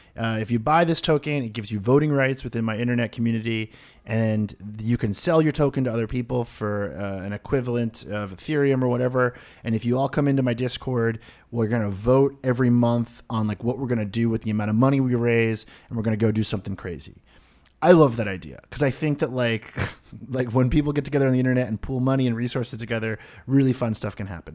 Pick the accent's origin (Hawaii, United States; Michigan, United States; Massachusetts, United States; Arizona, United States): Massachusetts, United States; Boston; I grew up in the Boston area.